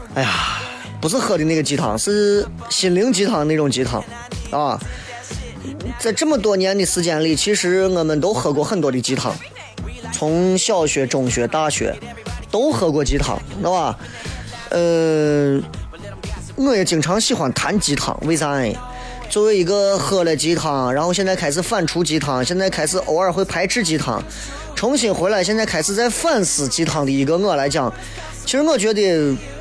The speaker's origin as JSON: {"language": "Chinese", "town": "Xi'an", "region": "Shaanxi", "country": "China", "accent": "Xi'an dialect", "said": "我说我们西安人说话，上次和粗鲁了"}